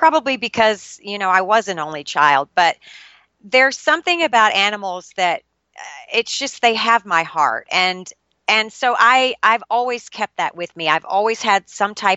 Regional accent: Shreveport, Louisiana, United States; I was born and raised in Shreveport, Louisiana

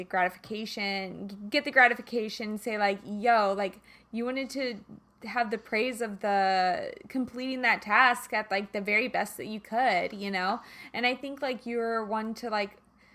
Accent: Kansas, United States; I'm from Kansas

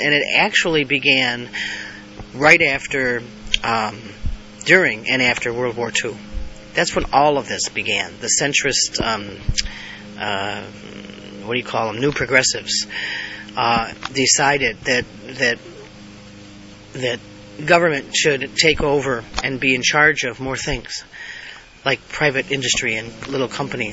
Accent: United States; being American. I live in the greatest country in the world

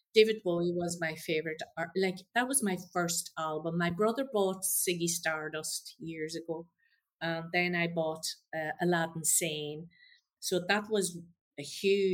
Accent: Donegal, Ulster, Ireland; coming from Donegal, I was brought up with a lot of bad country and Irish

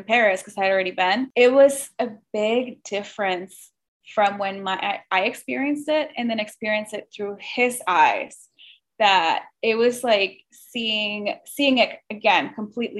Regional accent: Mexico; also born or lived in Michigan; now in Chicago, United States; I grew up in Mexico and then came to the States

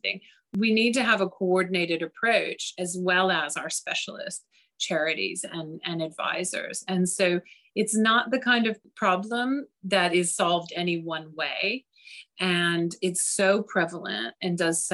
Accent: United States; moved away as an adult; now in London, United Kingdom; I don't know if you can tell from my accent, but I'm originally from the US

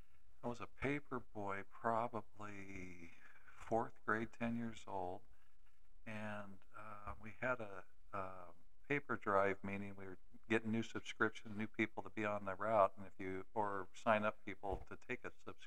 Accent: Healdsburg, California, United States; growing up in Healdsburg

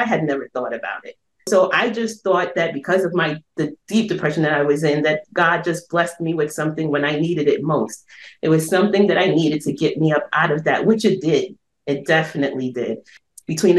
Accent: New York City, New York, United States; I'm originally from Brooklyn

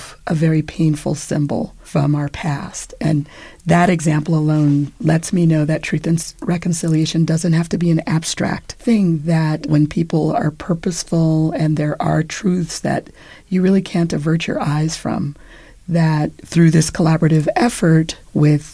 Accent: Los Angeles, California, United States; I'm from Los Angeles

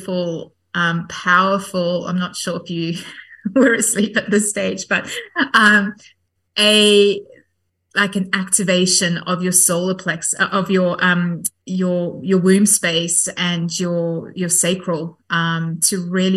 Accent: South Africa; I grew up Catholic in South Africa.

